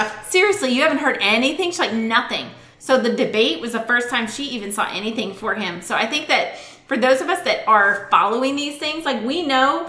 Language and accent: English; Boston, Massachusetts, United States; now in Texas, United States; I grew up in Boston.